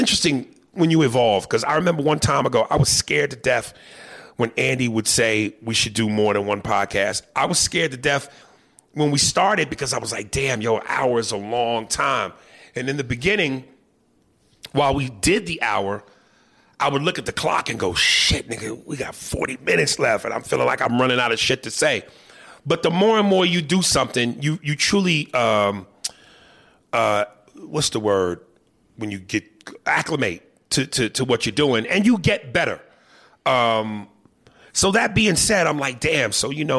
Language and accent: English; Guatemala; I'm from Guatemala.